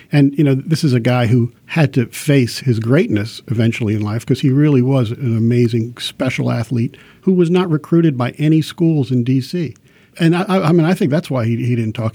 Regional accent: Washington, District of Columbia, United States; I'm from here

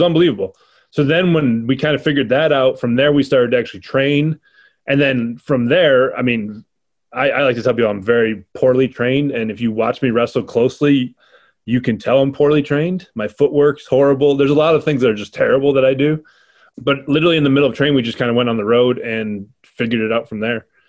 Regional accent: Rochester, New York, United States; to be in my hometown

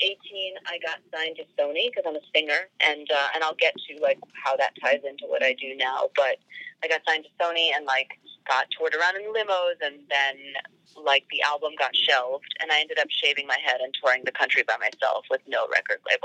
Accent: New York City, New York, United States; I was born in New York in Queens. And I grew up in New York City.

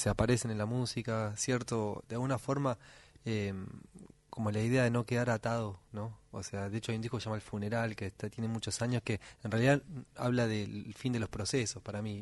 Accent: Buenos Aires, Argentina; moved away as an adult; also born or lived in Córdoba hills; now in Córdoba, Argentina; yo soy porteño, así, nací y viví en Buenos Aires toda la vida, por más que ahora vivo en otro lado.

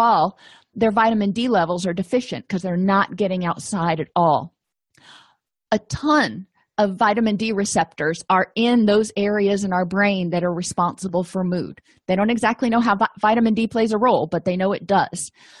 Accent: Florida, United States; moved away; I came from Florida where it was, you know, sunny all the time. And when I moved out of Florida, I realized that it's not that sunny a lot.

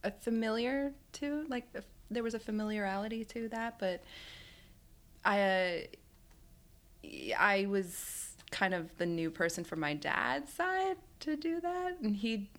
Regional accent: New York City, New York, United States; Yes, I'm from Staten Island, but half my family's Irish

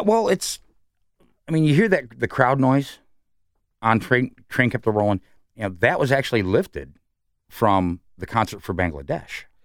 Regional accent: New York City, New York, United States; now in Columbus, United States; I'm from New York

